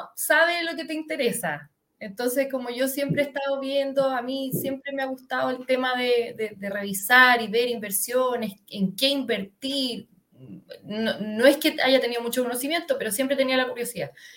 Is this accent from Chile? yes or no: yes; Santiago, Santiago Metropolitan Region, Chile; soy de, bueno, se nota que soy de Santiago, de Las Condes específicamente.